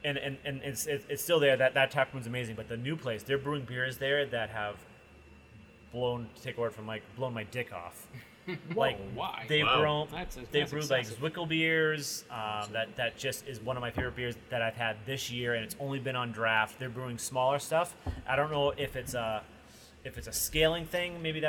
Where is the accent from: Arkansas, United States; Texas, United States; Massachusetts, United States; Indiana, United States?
Massachusetts, United States; Hey, we're from Massachusetts